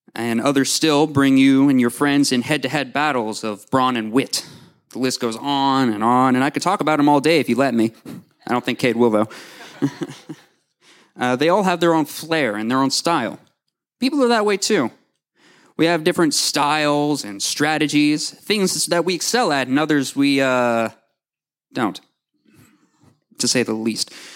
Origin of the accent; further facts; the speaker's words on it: Owasso, Oklahoma, United States; also born or lived in Tulsa, Oklahoma; I was born in Tulsa, and I've lived in Owasso for as long as I can remember